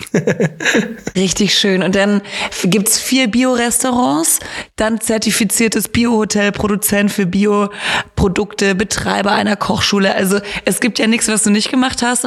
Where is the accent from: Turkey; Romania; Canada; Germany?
Germany; Rottweil, Baden-Württemberg; ich komme ja aus Rottweil